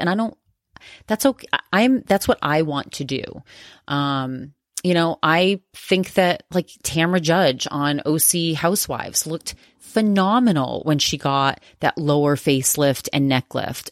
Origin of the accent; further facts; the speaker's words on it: Maine, United States; I'm from Maine.